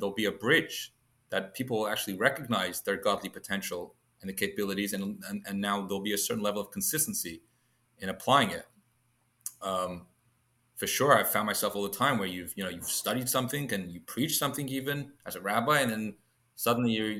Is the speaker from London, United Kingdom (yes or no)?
yes; London, United Kingdom; moved away; I was born and raised in London, in England. Accent's still a little bit there, I think.